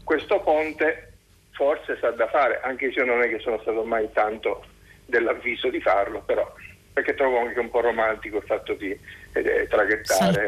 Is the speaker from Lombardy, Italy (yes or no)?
no; Sicily, Italy; moved away; also born or lived in Caserta / Veneto; telefono da Caserta, anche se sono siciliano